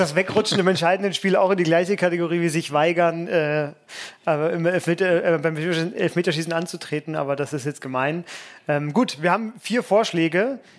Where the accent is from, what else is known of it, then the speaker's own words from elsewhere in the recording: Franconia, Bavaria, Germany; als gebürtiger Franke